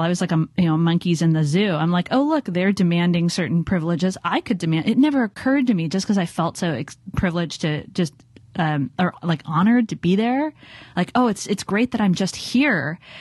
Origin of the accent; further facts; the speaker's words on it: Los Angeles, California, United States; now in San Francisco, United States; growing up in Los Angeles